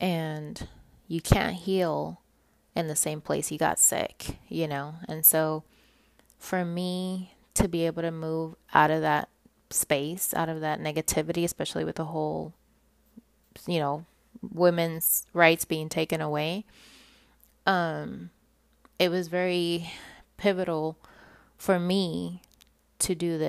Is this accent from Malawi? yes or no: no; Puerto Rico; accent: Puerto Rican; they can tell I'm not from here because of my Puerto Rican accent.